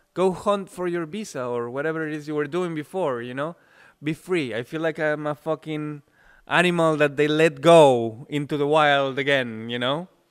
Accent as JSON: {"language": "English", "country": "Mexico", "also_born_or_lived": "Vienna, Austria", "second_language": "English", "moved": "as an adult", "lives_now": "Czech Republic", "said": "I'm from Mexico"}